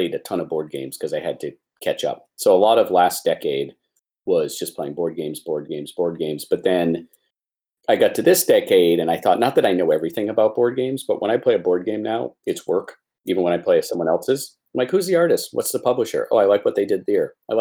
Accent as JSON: {"language": "English", "town": "Portland", "region": "Maine", "country": "United States", "tie": "born or raised there", "said": "I was born in Portland, Maine"}